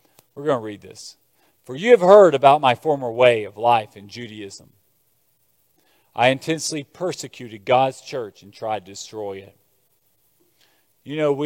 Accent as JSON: {"language": "English", "town": "Lexington", "region": "Kentucky", "country": "United States", "tie": "born or raised there", "said": "growing up in Lexington, small town Kentucky, Appalachia, coal mining villages"}